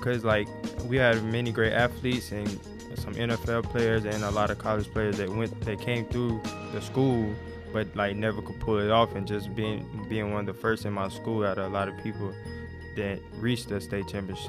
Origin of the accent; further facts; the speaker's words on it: New Albany, Mississippi, United States; also born or lived in Oxford, Mississippi; I was born in New Albany, Mississippi, away roughly around 35 to 40 minutes from Oxford, Mississippi. I grew up there. I lived there until I was in seventh grade.